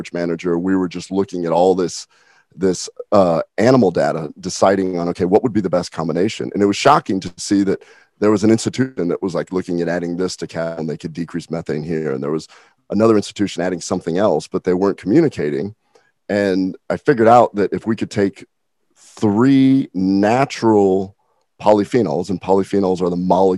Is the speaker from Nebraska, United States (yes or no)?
yes; Nebraska, United States; moved away; I'm from Nebraska originally.